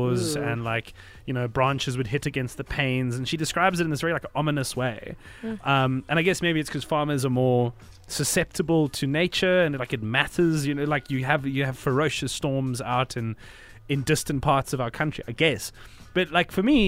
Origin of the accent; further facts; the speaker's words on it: Cape Town, Western Cape, South Africa; I grew up in Cape Town